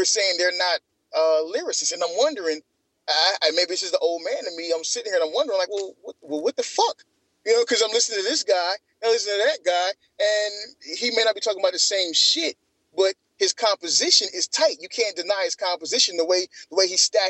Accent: Atlanta, Georgia, United States; growing up in the '90s in Atlanta

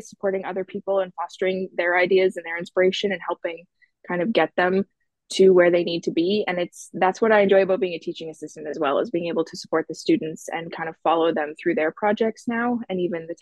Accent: Edmonton, Alberta, Canada; moved away; Originally, I'm from Edmonton, Alberta, and I moved for school

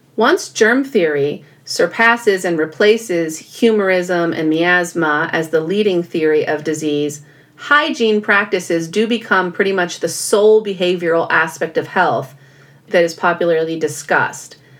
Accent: California, United States; I was born and raised in California

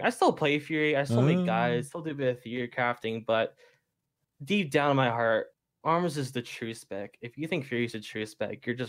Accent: Canada; I'm Canadian, so we had Thanksgiving in October.

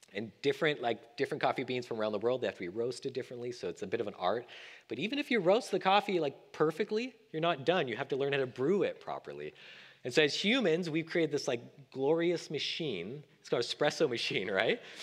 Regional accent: Canada; moved away as an adult; now in Sacramento, United States; as a Canadian thinking about becoming an American

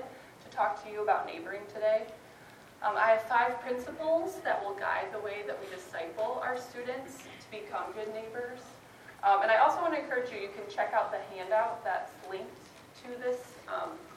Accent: Grand Rapids, Michigan, United States; moved away as an adult; also born or lived in Sioux Center, Iowa / Guatemala / Chicago suburbs, Illinois; now in Milwaukee, United States; I'm originally from Grand Rapids, Michigan

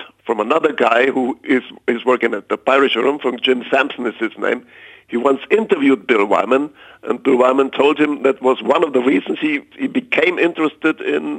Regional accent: Munich, Bavaria, Germany; Back in the late 50s, when I saw an Elvis Presley movie here in Munich, which was King Creole.

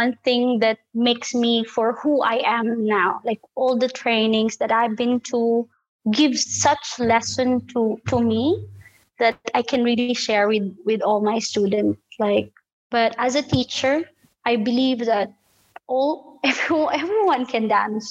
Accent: Philippines; moved away as an adult; now in Qatar; I'm a Filipina.

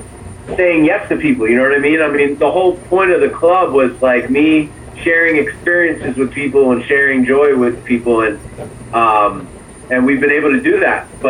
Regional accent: Allentown, Pennsylvania, United States; moved away as an adult; also born or lived in Manhattan, New York / New York; now in Orlando, United States; I was born in Manhattan, New York. I was raised basically in Allentown, Pennsylvania, about an hour and a half outside of New York.

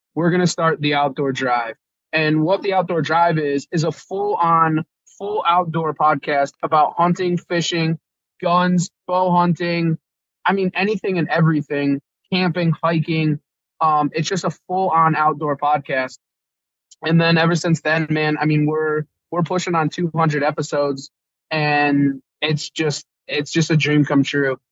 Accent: Connecticut, United States; I'm from Connecticut

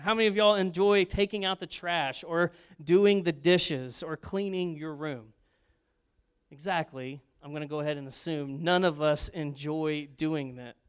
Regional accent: Arlington, United States; my mom and I grew up in Arlington

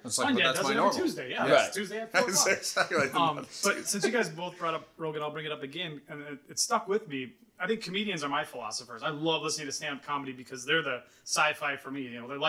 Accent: Coon Rapids, Minnesota, United States; moved away as an adult; now in Scottsdale, United States; my hometown. Coon Rapids, Minnesota.

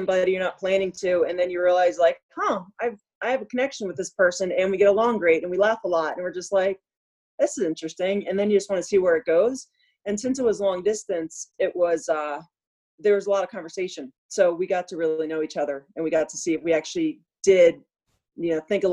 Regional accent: Delaware, United States; moved away as an adult; also born or lived in Colorado; And then I grew up in Delaware, so I moved out to Colorado

